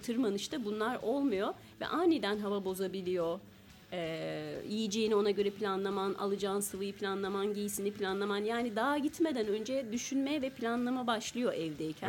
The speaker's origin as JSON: {"language": "Turkish", "region": "Amasya", "country": "Turkey", "tie": "born or raised there", "said": "ben Amasya doğumluyum."}